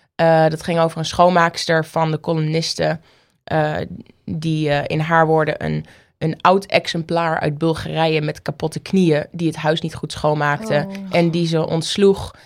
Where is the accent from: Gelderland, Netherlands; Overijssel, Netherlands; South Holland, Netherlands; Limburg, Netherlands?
Overijssel, Netherlands; Oldenzaal; moved away; also born or lived in Paris, France; Oldenzaal, waar ik geboren ben